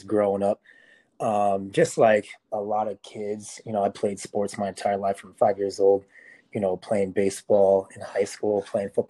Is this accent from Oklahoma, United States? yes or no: no; Las Vegas, Nevada, United States; I'm from Las Vegas